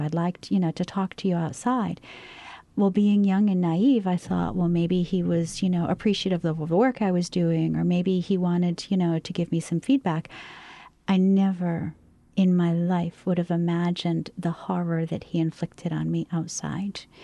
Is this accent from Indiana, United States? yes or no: no; Maine, United States; moved away as an adult; I came from Maine